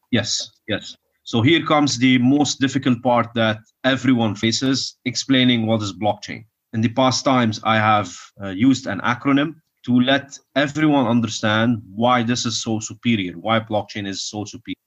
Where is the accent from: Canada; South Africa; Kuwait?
Kuwait; I was born in Kuwait